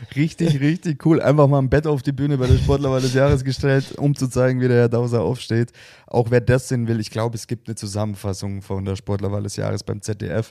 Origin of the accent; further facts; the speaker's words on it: Bavaria, Germany; bei uns in Bayern